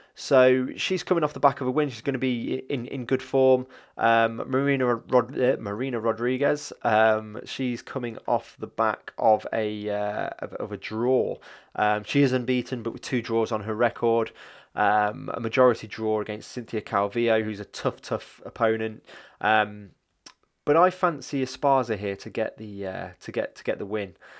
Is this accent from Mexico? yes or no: no; Leicester, East Midlands, United Kingdom; I'm from Leicester